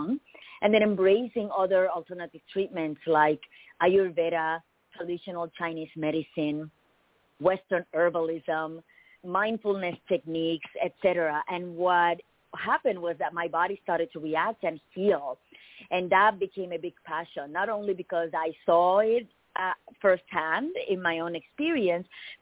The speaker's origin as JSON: {"language": "English", "country": "Puerto Rico", "tie": "born or raised there", "moved": "as an adult", "lives_now": "United States", "said": "I was born and raised in Puerto Rico."}